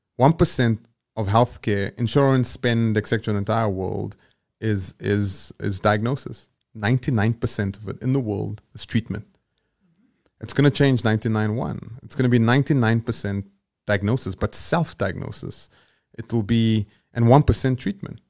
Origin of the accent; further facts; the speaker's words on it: Johannesburg, Gauteng, South Africa; where I grew up in Eldorado Park